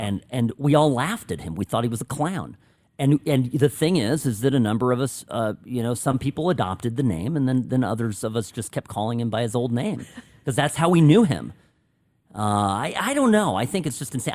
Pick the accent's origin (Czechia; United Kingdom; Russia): Czechia; first language Czech; English is a second language; moved away; my native language check